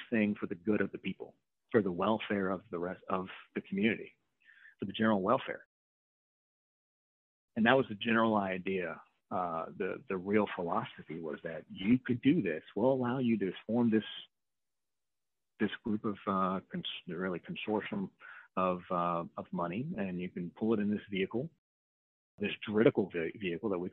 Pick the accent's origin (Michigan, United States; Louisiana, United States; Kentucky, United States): Louisiana, United States; New Orleans; I'm from New Orleans